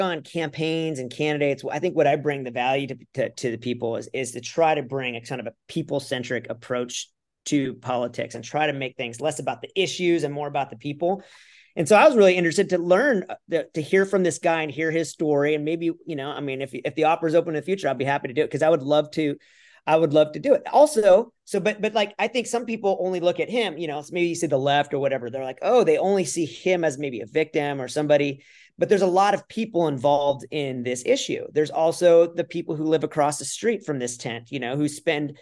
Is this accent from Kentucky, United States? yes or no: no; California, United States; now in Lake Forest, United States; I'm from California